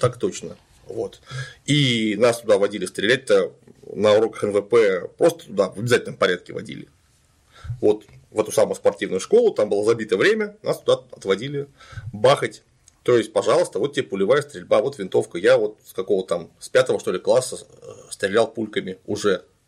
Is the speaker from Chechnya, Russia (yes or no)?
no; Klintsy, Bryansk Oblast, Russia; now in Saint Petersburg, Russia; я вот тоже родился не в Питере, mm-hmm. родился я в городе Клинцы Брянской области